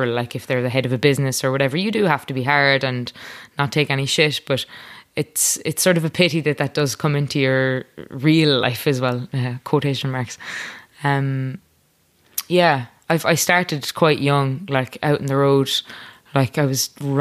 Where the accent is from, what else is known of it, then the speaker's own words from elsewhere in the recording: Ireland; accent: Irish; I wanted to sing in my Irish accent